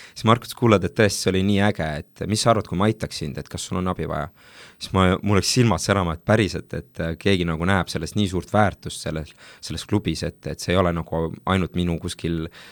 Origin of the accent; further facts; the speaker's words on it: Tartu, Tartu County, Estonia; ma olen pärit Tartust